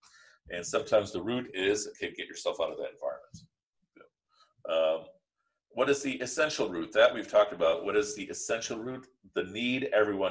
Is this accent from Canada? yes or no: no; Pakistan; I'm Pakistani